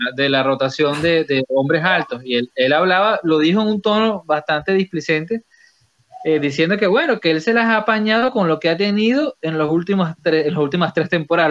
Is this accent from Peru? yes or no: no; Venezuela; en Venezuela decimos cortanota